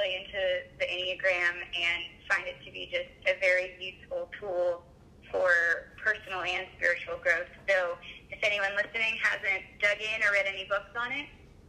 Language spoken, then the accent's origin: English; Massachusetts, United States; moved away as an adult; now in Nashville, United States; I grew up in Massachusetts, spent most of my life there, and then moved to Nashville when I was 18 to go to Belmont University, and never left.